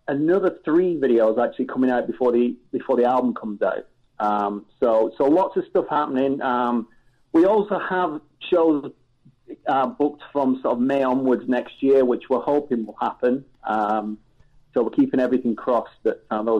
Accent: England, United Kingdom; growing up in England, very different to growing up in the States

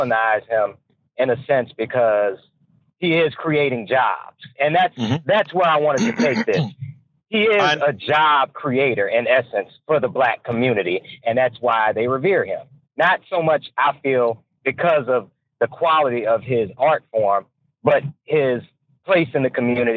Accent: United States; being an American. Growing up in this country

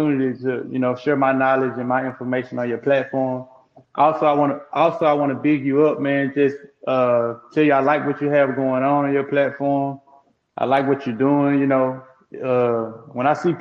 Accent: Crystal Springs, Mississippi, United States; I'm from Crystal Springs, Mississippi. It's a small

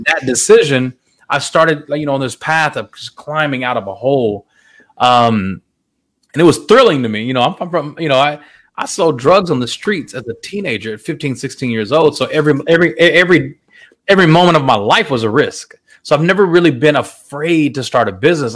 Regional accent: Fort Worth, Texas, United States; also born or lived in San Jose, California; I'm literally born and raised in Fort Worth, Texas

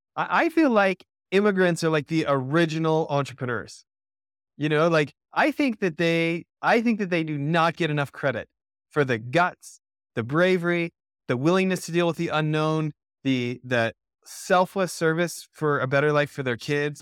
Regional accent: Canada; moved away as an adult; now in United States; I grew up in Canada for ninety-nine percent of the first eighteen years of my life

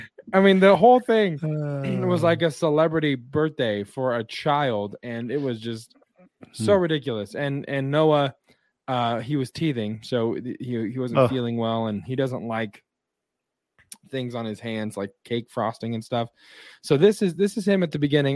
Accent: Wyoming, United States; born or raised there; moved away

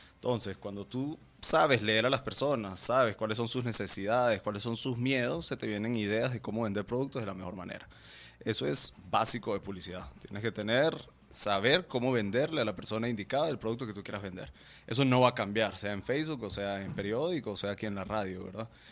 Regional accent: Guatemala; also born or lived in Venezuela / New York; yo soy venezolano, eh, pero crecí en Guatemala. Nosotros nos vinimos en el 98

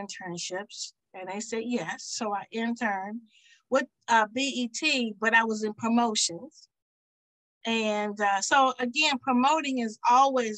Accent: Sussex County, Virginia, United States; I'm from Sussex County, Virginia.

